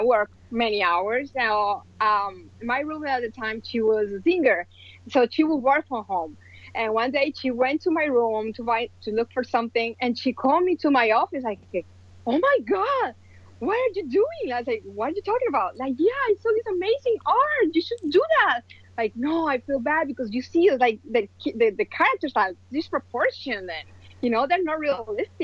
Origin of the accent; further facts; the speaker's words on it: Colombia; moved away as an adult; now in United States; I am original from Colombia, and I moved to the States almost 18 years ago